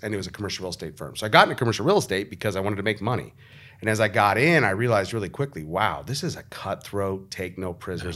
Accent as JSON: {"language": "English", "region": "Arizona", "country": "United States", "said": "the reason I'm from Arizona is because my grandparents picked up their family and drove across the country from Nebraska to Arizona"}